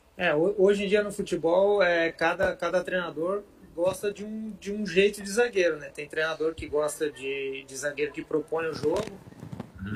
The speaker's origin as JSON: {"language": "Portuguese", "town": "Rio do Sul", "region": "Santa Catarina", "country": "Brazil", "tie": "born or raised there", "also_born_or_lived": "Ituporanga / Joinville", "said": "eu nasci em Rio do Sul, que é ao lado de Blumenau. Okay. E os meus pais, eles moraram em Itaioia e eu fui morar para lá, uma cidade bem pequenininha, perto de Rio do Sul"}